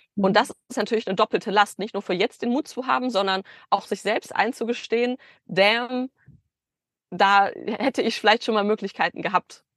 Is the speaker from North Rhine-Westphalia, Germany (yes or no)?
yes; Bielefeld, North Rhine-Westphalia, Germany; moved away as an adult; also born or lived in Stuttgart; Ich komme aus Bielefeld eigentlich